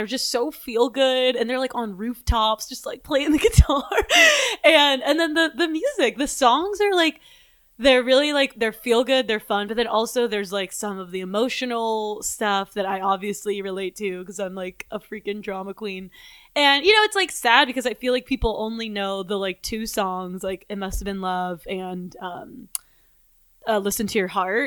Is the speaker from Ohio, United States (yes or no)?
no; Pittsburgh, Pennsylvania, United States; moved away; I'm from Pittsburgh